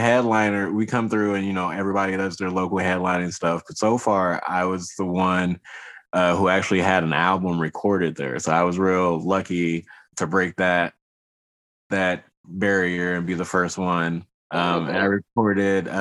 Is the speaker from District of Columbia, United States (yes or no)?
yes; Washington, District of Columbia, United States; also born or lived in Riverside, California; now in Humboldt County, California, United States; I grew up in the city. I'm originally from Washington, D.C.